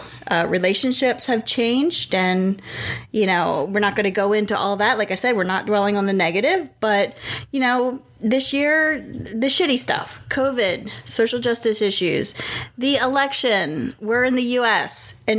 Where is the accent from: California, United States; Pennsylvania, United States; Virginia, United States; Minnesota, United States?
Pennsylvania, United States; now in Raleigh, United States; we are originally from Pennsylvania. That's where all our family is